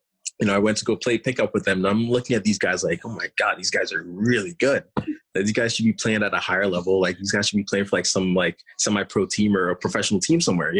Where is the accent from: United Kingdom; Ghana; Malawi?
Ghana; now in Lehigh Valley, United States; I'm originally from Ghana, West Africa, which is like a huge soccer nation.